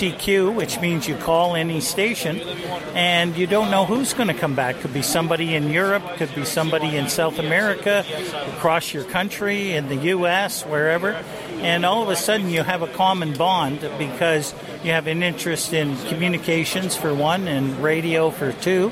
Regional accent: Little Current, Ontario, Canada; I come from Ontario, a place called Manitoulin Island, right at the top of Lake Huron in Georgian Bay

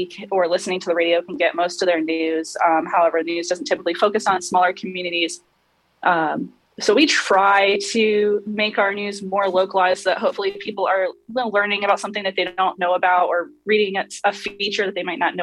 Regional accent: North Canton, Ohio, United States; I grew up in North Canton, Ohio, which is known for the Pro Football Hall of Fame

